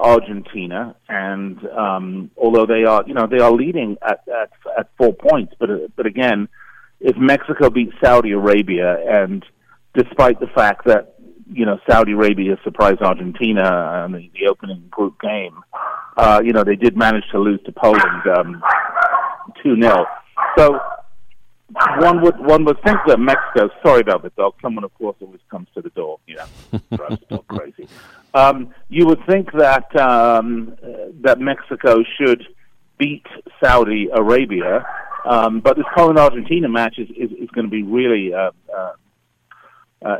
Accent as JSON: {"language": "English", "region": "London", "country": "United Kingdom", "moved": "yes", "said": "I'm actually from London originally"}